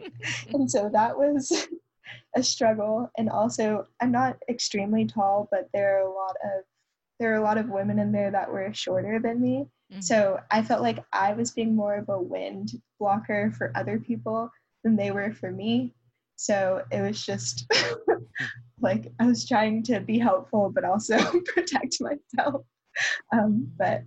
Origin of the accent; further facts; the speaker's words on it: Roswell, Georgia, United States; moved away; people from my hometown. So a lot of people from my high school still live around the Atlanta area